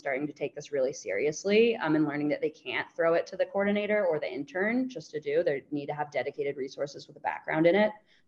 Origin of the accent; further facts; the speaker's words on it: United States; moved away as an adult; also born or lived in Melbourne, Australia; being American